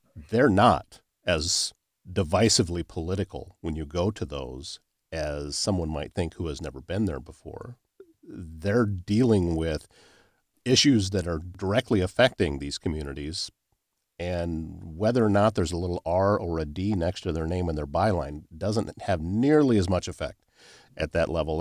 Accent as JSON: {"language": "English", "area": "Pocahontas County", "region": "Northwest Iowa", "country": "United States", "tie": "born or raised there", "moved": "yes", "said": "I grew up in Northwest Iowa in, uh, Pocahontas County"}